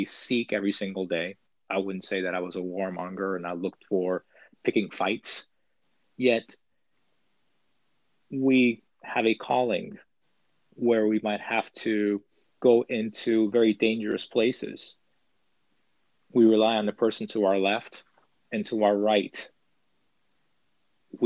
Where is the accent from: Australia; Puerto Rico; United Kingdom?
Puerto Rico; moved away; growing up, I grew up in Puerto Rico